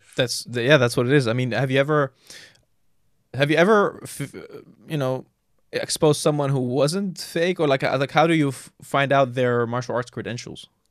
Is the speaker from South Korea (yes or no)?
no; Jordan; moved away; I grew up in Jordan